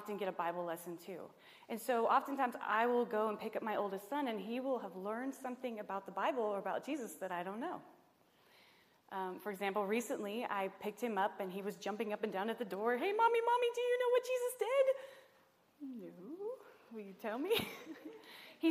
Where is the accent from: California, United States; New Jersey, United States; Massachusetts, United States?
California, United States; Nevada County; we're from Nevada County